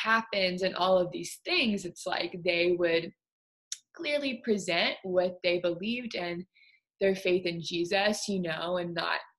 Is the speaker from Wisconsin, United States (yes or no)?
no; Baton Rouge, Louisiana, United States; I was born and raised in Baton Rouge, Louisiana, and my parents aren't actually from there